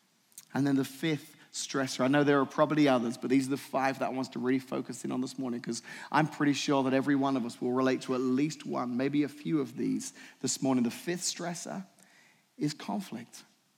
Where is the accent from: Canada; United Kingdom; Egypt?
United Kingdom; England; moved away; When I moved here from England in the 90s, 1994, I moved here.